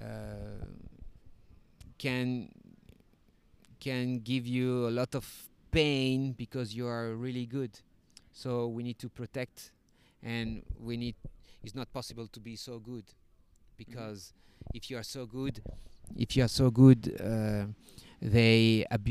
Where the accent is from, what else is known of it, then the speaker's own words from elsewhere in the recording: Paris, Île-de-France, France; English is a second language; moved away as an adult; now in Mexico; I come from Paris, from the suburbs of Paris